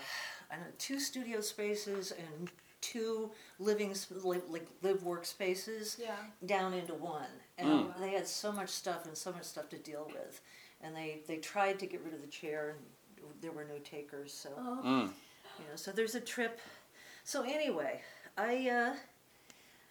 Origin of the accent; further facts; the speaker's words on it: Vermont, United States; moved away as an adult; also born or lived in New York / Cambridge, Massachusetts; now in Boston, United States; I grew up in Vermont